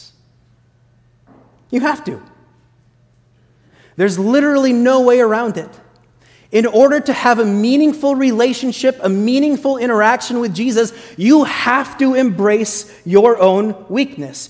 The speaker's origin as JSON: {"language": "English", "area": "Sioux County", "region": "Iowa", "country": "United States", "tie": "born or raised there", "moved": "yes", "said": "when I was a little kid growing up in Iowa"}